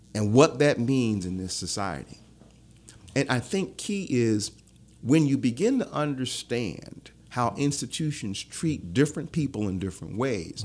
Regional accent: Philadelphia, Pennsylvania, United States; born or raised there; moved away; also born or lived in Omaha, Nebraska / Baton Rouge

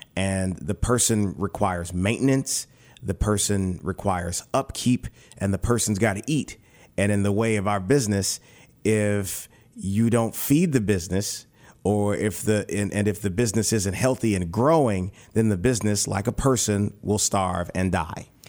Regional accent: New Roads, Louisiana, United States; I'm a country boy. I'm from New Roads, Louisiana

